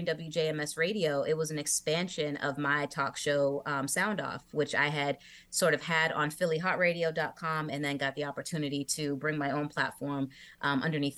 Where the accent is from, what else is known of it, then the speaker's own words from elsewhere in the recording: Massachusetts, United States; I grew up listening to Jammin' 94.5 in Massachusetts